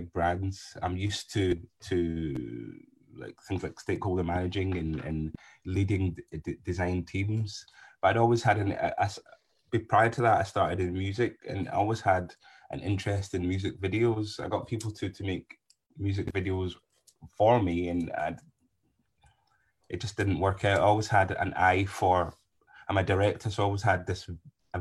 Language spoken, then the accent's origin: English; Scotland, United Kingdom; growing up in Scotland